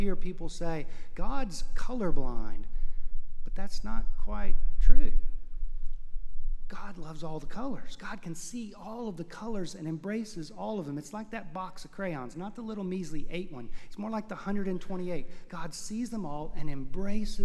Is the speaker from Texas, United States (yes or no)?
yes; Houston, Texas, United States; I grew up in Houston, Texas